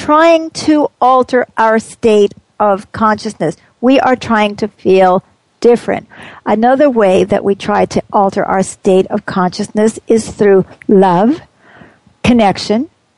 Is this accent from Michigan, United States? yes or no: no; New York City, New York, United States; we had uneven streets where I grew up in Queens